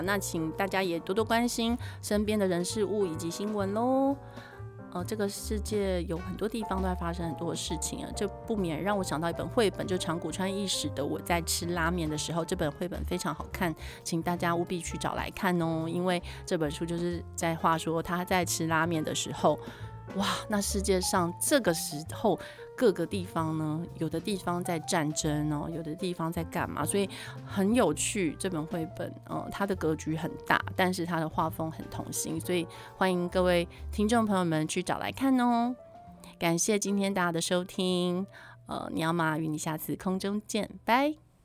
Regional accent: Taiwan; 我本来就一直都是一个爱台湾的人，这一次真是以身为台湾人为荣

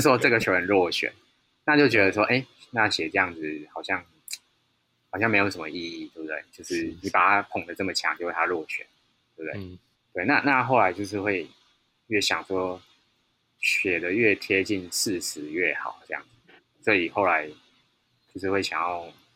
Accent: Taichung, Taiwan; moved away; 我老家在台中

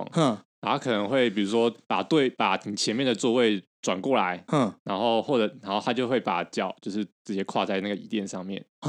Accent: Taiwan; 因为以我们台湾人来讲的话，对啊，其实我们完全无法接受这样的事情吧？

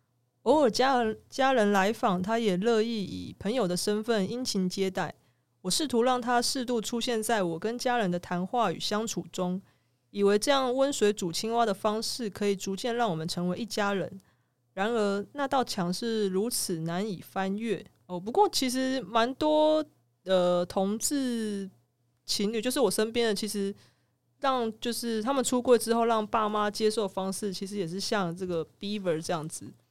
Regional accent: southern Taiwan, Taiwan; 但我也是南部人呢

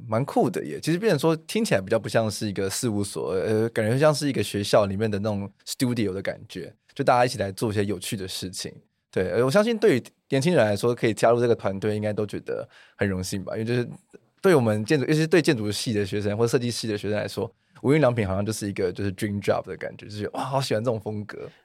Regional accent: Taichung, Taiwan; 那我同时本身也是一个九岁小孩子的爸爸，那我也来自台中，我们要讲台语

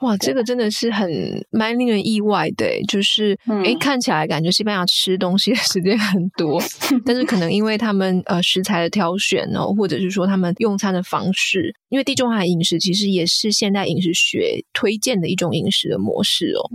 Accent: Taiwan; 我们台湾人

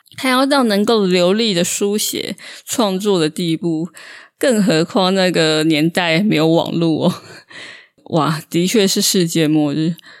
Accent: Taiwan; 但至少我可以勇敢地说我是台湾人

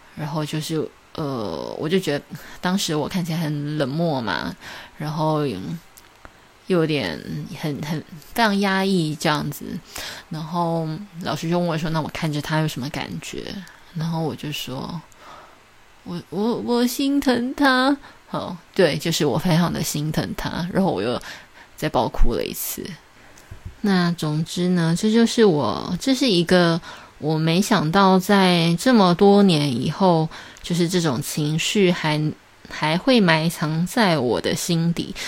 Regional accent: Taiwan; 对于我一个台湾人来讲

